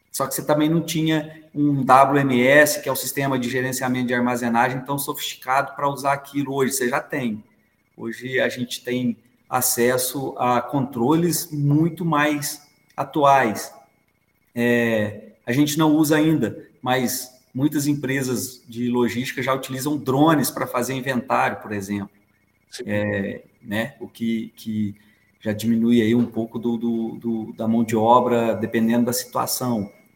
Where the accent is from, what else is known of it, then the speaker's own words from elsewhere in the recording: Três Pontas, Minas Gerais, Brazil; now in Belo Horizonte, Brazil; sou de Três Pontas, sul de Minas, moro aqui em BH tem 27 anos